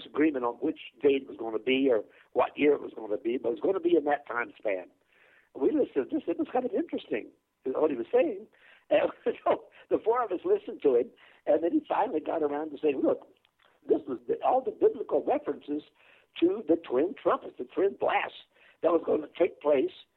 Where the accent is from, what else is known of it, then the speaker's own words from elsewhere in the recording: Chanute, Kansas, United States; moved away as an adult; also born or lived in New York / Michigan; I was born and raised in Kansas